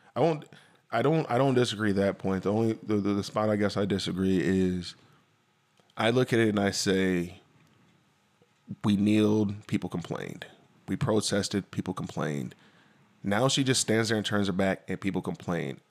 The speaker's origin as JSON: {"language": "English", "town": "DeKalb", "region": "Illinois", "country": "United States", "tie": "born or raised there", "said": "I lived in DeKalb. I grew up in DeKalb"}